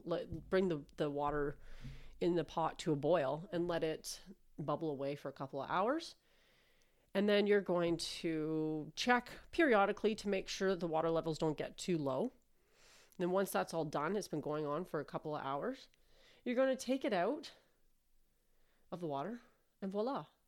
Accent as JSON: {"language": "English", "country": "Canada", "said": "I'm Canadian"}